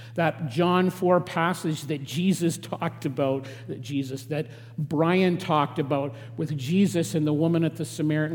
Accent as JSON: {"language": "English", "town": "Regina", "region": "Saskatchewan", "country": "Canada", "tie": "born or raised there", "moved": "yes", "lives_now": "southern Alberta, Canada", "said": "I grew up in Saskatchewan, in Regina, uh, in farming country, but I was a distinct city boy"}